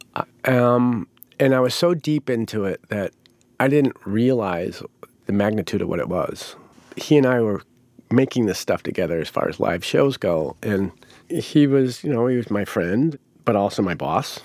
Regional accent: Rhode Island, United States; moved away as an adult; also born or lived in Chanhassen, Minnesota; Growing up in Rhode Island, there was a lot of Italians there

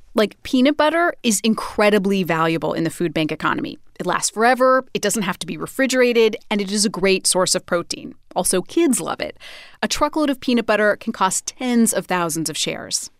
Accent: Idaho, United States; Idaho, my home state

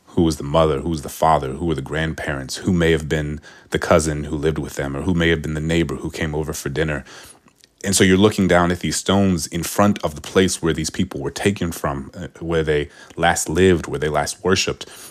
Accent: New Orleans, Louisiana, United States; I was from New Orleans

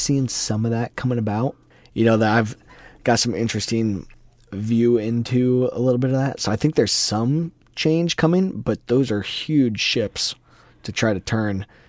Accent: Iowa, United States; we're both from Iowa

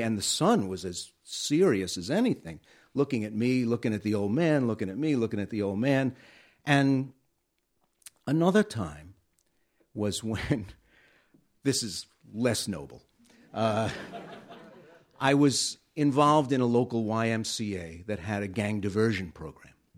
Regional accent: New York City, New York, United States; moved away; I grew up in Bensonhurst

